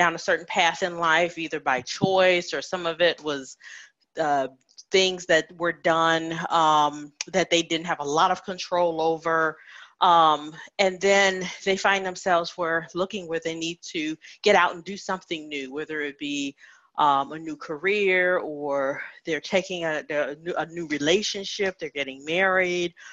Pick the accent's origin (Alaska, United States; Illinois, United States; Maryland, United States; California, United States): Illinois, United States; Chicago; moved away as an adult; also born or lived in Indiana / Arizona; I was born in Indiana, grew up in the Chicagoland area